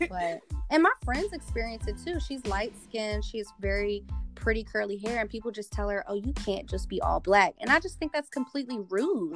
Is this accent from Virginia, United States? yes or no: yes; Charles City, Virginia, United States; I come from the Chickahominy Indian tribe, which is right here in Charles City, Virginia.